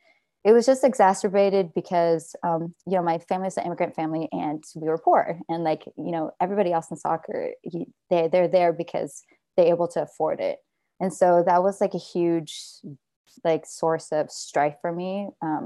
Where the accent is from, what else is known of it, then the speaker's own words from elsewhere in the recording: Fremont, California, United States; moved away as an adult; also born or lived in Oakland, United States; now in Los Angeles, United States; I grew up in the Bay Area in Fremont